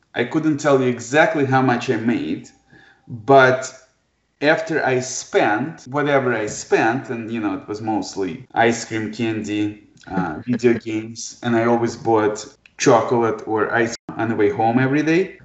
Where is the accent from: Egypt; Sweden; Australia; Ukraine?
Ukraine; Kharkiv, Kharkiv Oblast; English is a second language; now in Detroit, United States; I was born in Kharkov, Ukraine